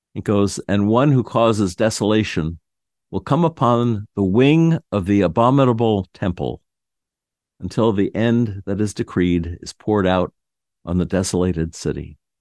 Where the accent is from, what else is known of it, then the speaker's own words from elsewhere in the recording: New York City, New York, United States; I was born in Manhattan